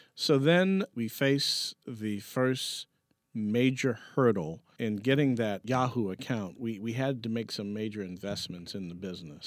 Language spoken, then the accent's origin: English; New York, United States; there was no silver spoon growing up in Harlem